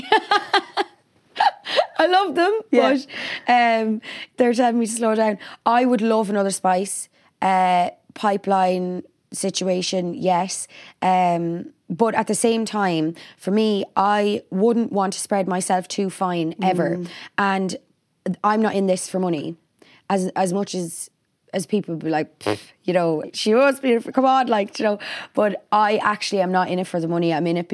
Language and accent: English; Ireland; as Irish people